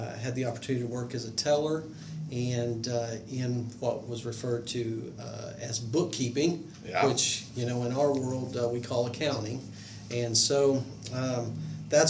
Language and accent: English; Duncan, Oklahoma, United States; I born and raised in Duncan, Oklahoma, a nice little southern Oklahoma town.